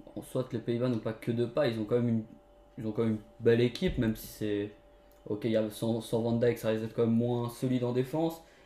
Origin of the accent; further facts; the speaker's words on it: Portugal; En tant que Portugais, je sais